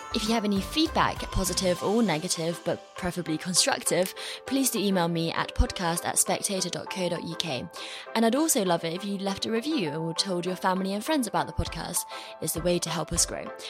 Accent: China; growing up in China

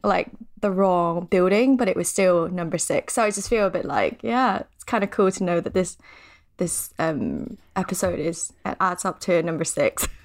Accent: Thailand; moved away; I'm from Thailand, so we're pretty superstitious there.

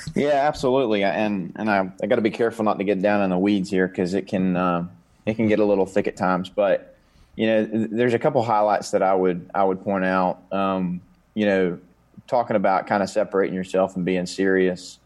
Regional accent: Conover, North Carolina, United States; I grew up in Coon River, North Carolina

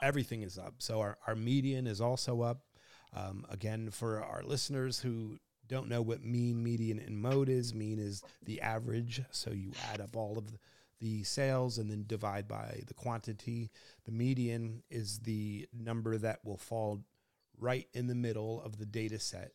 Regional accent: New Jersey, United States; I grew up in New Jersey

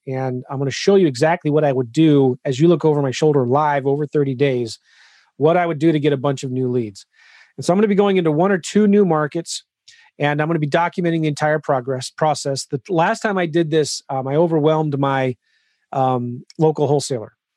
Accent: California, United States; I'm from California

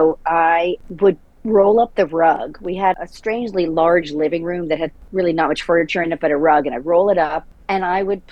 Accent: Providence, Rhode Island, United States; I grew up in Providence, Rhode Island

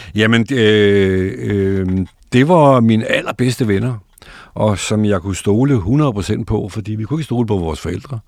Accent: Bagsværd, Capital Region of Denmark, Denmark; also born or lived in Gladsaxe; Jeg er født i Bagsvær, øh, i noget, der hedder Bindeledet

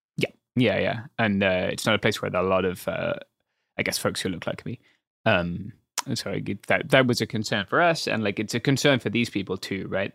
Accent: England, United Kingdom; as a Englishman

